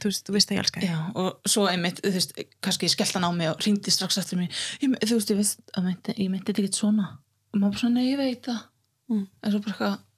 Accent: Reykjavík, Capital Region, Iceland; also born or lived in Hauganes; now in Akureyri, Iceland; uppalinn hérna í Reykjavík þá um tíu og sjóra og síðan fluttist við á Hauganes sem er á milli Akrar og Dalvíkur

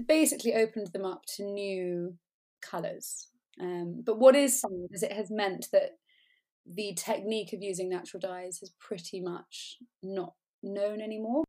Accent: England, United Kingdom; moved away; also born or lived in Colombia; I come from England

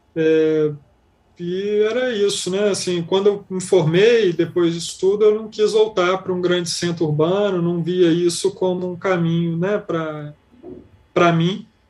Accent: Belo Horizonte, Minas Gerais, Brazil; Eu sou nascido em Belo Horizonte

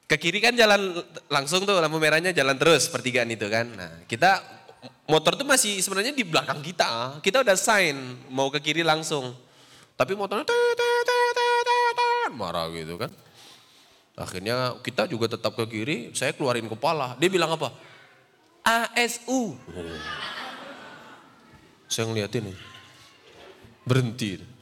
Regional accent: Riau, Indonesia; Saya dulu waktu di Riau, karena saya orang Riau tidak tidak ngerti bahasa Jawa.

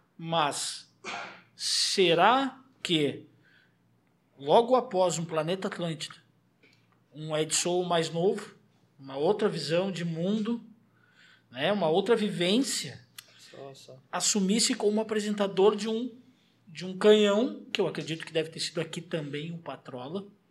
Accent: Porto Alegre, Rio Grande do Sul, Brazil; moved away as an adult; eu saí do Morro da Cruz para vir para cá, há um ano atrás. Vivi a minha inteira, vivi a vida toda lá.

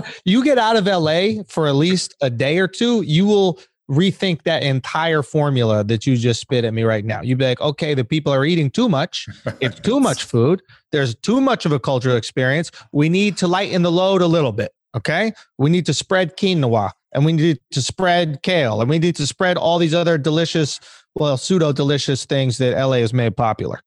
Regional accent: New York, United States; I'm from New York

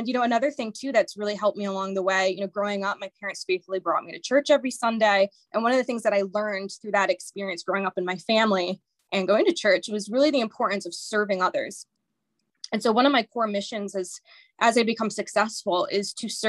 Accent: Cheshire, Connecticut, United States; I'm originally from the Cheshire, Connecticut area

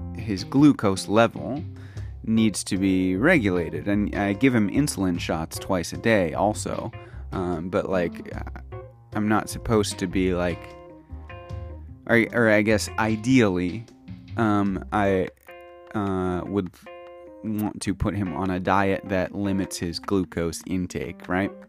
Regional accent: United States; moved away as an adult; now in Kyoto, Japan; I am American

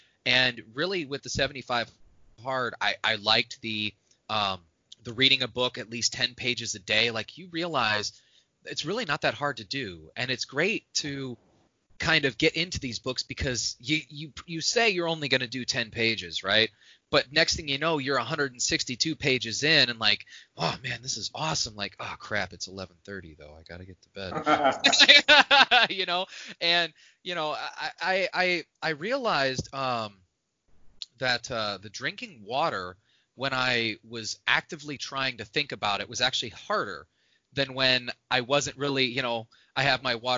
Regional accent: Indiana, United States; Like, I grew up in Indiana, northwest Indiana

